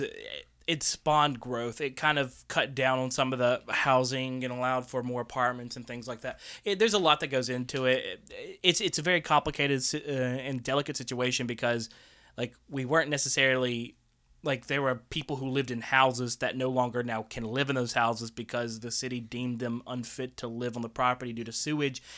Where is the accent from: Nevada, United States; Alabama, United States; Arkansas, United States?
Alabama, United States; Tuscaloosa; we didn't have, uh, really like, eh, Japanese restaurants around Tuscaloosa growing up